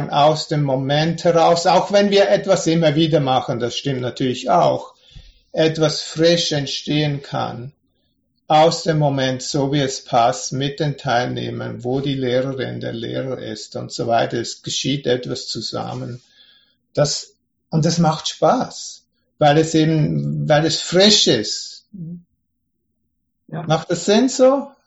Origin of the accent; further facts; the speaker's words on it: Switzerland; Ich bin ja ursprünglich aus der Schweiz.